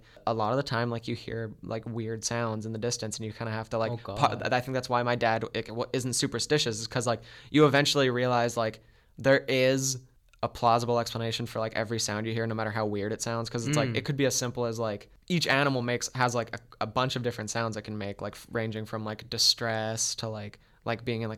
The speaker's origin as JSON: {"language": "English", "town": "Beausejour", "region": "Manitoba", "country": "Canada", "tie": "born or raised there", "said": "So I used to go for walks like almost every night around my hometown. It's a small town, Beausejour. It's about, I think it was about 3,000 people when I lived there."}